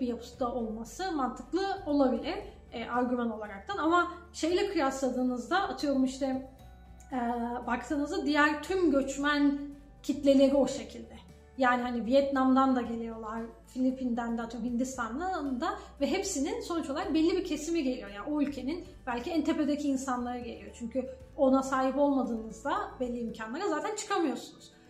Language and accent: Turkish; Turkey; moved away as an adult; now in Canada; Ben de Türk'üm dedim.